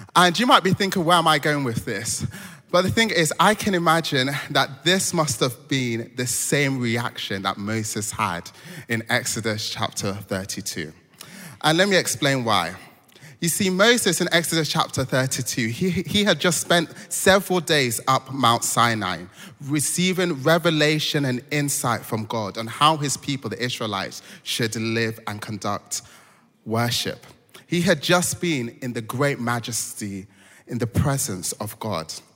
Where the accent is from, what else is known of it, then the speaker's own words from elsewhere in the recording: Nigeria; moved away; I'm Nigerian